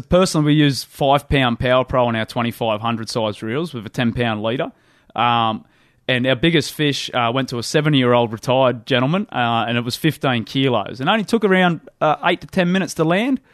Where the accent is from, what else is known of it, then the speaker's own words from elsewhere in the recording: Windsor, New South Wales, Australia; I grew up in the Hawkesbury, the, the top of the, uh, tidal reaches of the Hawkesbury River up near Windsor